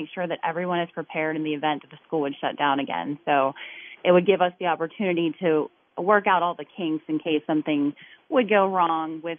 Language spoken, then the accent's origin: English; Natrona Heights, Pennsylvania, United States; I'm originally from Natrona Heights, and now I live very closely to where I grew up